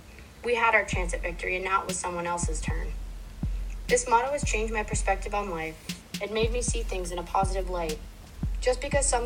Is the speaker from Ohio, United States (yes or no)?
no; Dedham, Massachusetts, United States; I played every season of the year for multiple teams near my hometown of Dedham